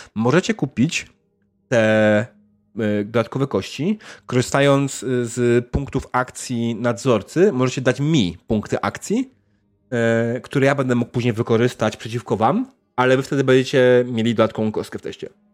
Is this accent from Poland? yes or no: no; Canada; tylko ja jestem z Kanady